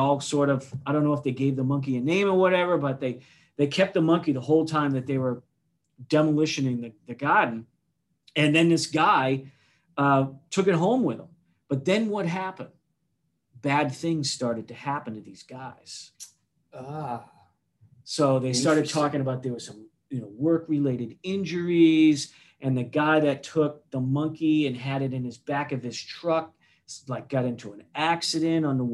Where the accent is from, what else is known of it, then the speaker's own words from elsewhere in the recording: Weymouth, Massachusetts, United States; I was born in South Weymouth, down there by the Cape